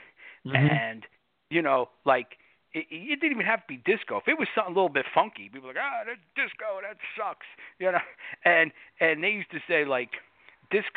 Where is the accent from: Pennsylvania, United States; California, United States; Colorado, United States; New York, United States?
New York, United States; born or raised there